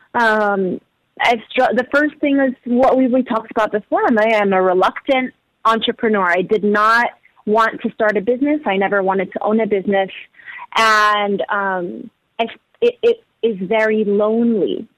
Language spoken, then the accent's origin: English; Abu Dhabi, United Arab Emirates; moved away; also born or lived in Danbury, Connecticut / Egypt (heritage); I was born and raised in Abu Dhabi